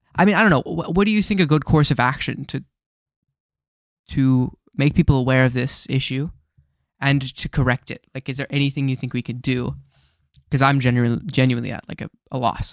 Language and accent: English; United States; as an American